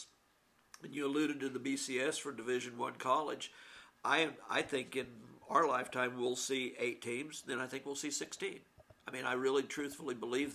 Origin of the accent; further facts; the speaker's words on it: Syracuse, Kansas, United States; And I grew up in Syracuse in a little tiny town almost in Colorado